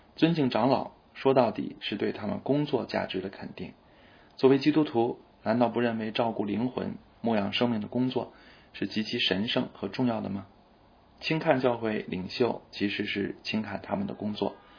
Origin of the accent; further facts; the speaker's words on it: China; 我们中国人深受为尊者讳和家丑不可外扬这些传统文化的影响